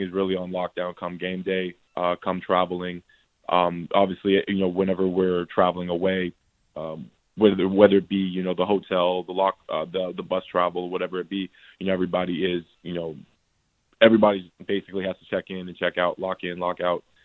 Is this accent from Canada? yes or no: yes; Canada; now in United States; a fellow Canadian